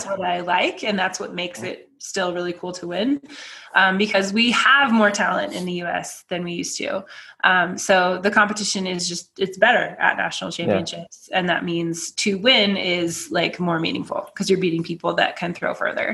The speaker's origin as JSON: {"language": "English", "country": "United States", "also_born_or_lived": "Chula Vista, California", "said": "as an American going out into the world"}